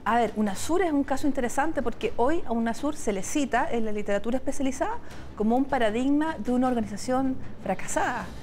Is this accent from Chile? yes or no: yes; Chile